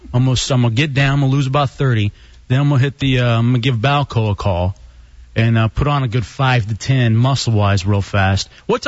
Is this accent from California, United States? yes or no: no; Texas, United States; I'm from Texas.